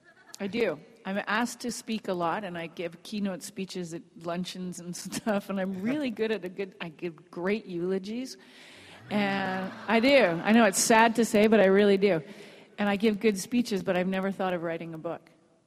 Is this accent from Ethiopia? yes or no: no; England, United Kingdom; because I'm from England originally, and I go back every year, and I grew up in a very British household. So, but my natural accent is this.